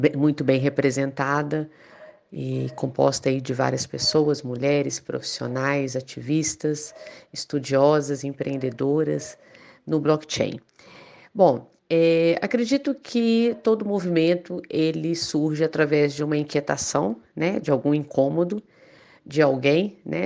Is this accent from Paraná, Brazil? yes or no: no; Belo Horizonte, Minas Gerais, Brazil; eu sou daqui de Belo Horizonte, Minas Gerais